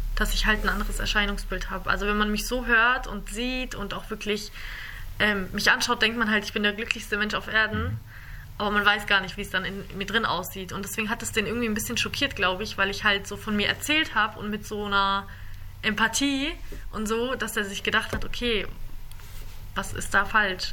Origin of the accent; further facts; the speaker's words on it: Germany; ich bin in Deutschland, ich bin hier aufgewachsen.